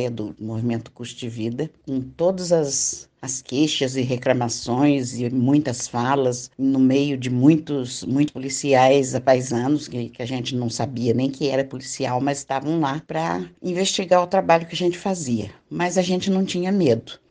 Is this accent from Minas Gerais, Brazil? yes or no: yes; Minas Gerais, Brazil; moved away as an adult; now in São Paulo, Brazil; Vim de Minas Gerais e vim para São Paulo, que meu marido tinha que procurar trabalho